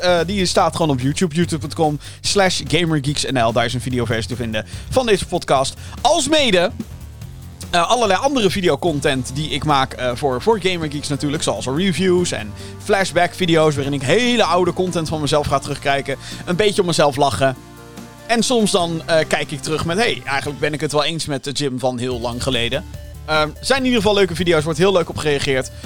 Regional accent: Netherlands; Ik blijf wel een Hollander

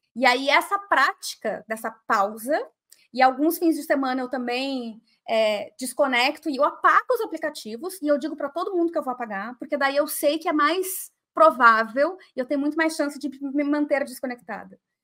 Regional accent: Porto Alegre, Rio Grande do Sul, Brazil; de Porto Alegre, que é a minha cidade natal

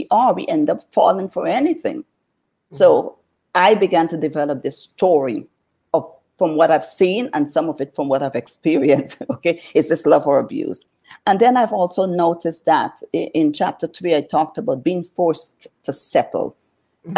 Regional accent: New Amsterdam, East Berbice-Corentyne, Guyana; now in United States; I grew up in Guyana, South America

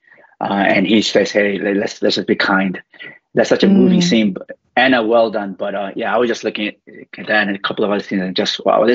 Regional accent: New York, United States; now in Louisville, United States; growing up in New York

